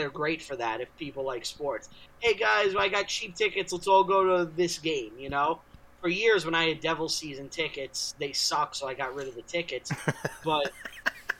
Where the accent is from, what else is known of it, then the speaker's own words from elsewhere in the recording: New York, United States; Not only am I an American, I'm a born in New York American